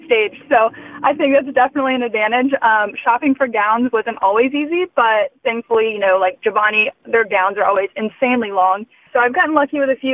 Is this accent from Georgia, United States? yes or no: yes; Georgia, United States; moved away; growing up in Georgia, I had such an incredible support system through pageantry.